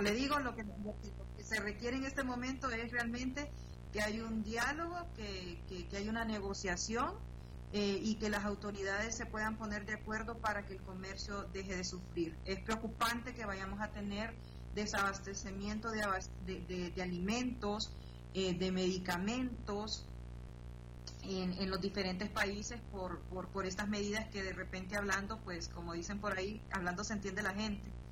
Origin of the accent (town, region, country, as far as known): Honduras